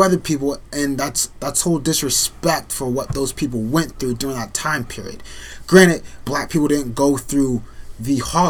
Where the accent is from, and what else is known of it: the North, United States